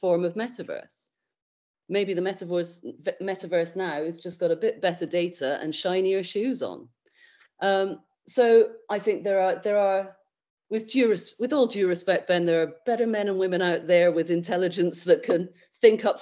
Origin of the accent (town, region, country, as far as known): United Kingdom